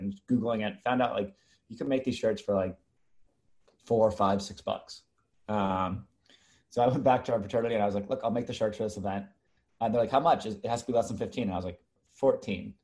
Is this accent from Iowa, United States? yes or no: no; Los Angeles, California, United States; moved away as an adult; also born or lived in Park City, Utah / Boston; I was born and raised